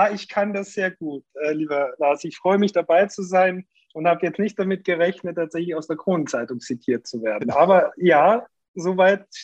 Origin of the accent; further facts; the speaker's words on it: Austria; now in Hamburg, Germany; Ich komme aus Österreich und freue mich, dass ich in Hamburg ansässig bin jetzt zurzeit.